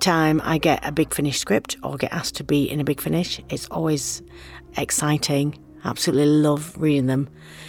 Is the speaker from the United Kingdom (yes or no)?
yes; Lancashire, North West England, United Kingdom; something with my kind of authentic accent, even though I'm from Lancashire and I was playing a Yorkshire woman.